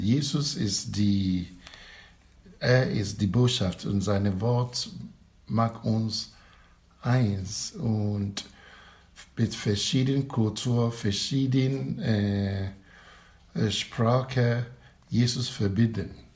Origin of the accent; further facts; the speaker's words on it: Ghana; now in Düsseldorf, Germany; Ich komme aus Ghana